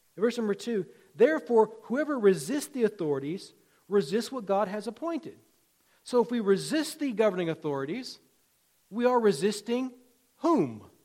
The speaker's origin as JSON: {"language": "English", "region": "Virginia", "country": "United States", "tie": "born or raised there", "said": "When I was a kid growing up in Virginia"}